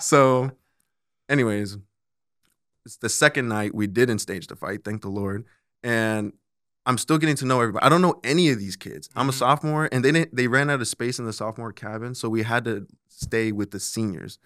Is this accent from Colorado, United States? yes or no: yes; Colorado, United States; now in Omaha, United States; I'm originally from Colorado